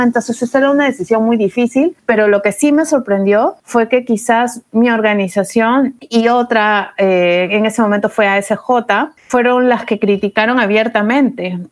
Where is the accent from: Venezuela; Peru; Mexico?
Peru; soy peruana, estudié Derecho en la Pontificia Universidad Católica del Perú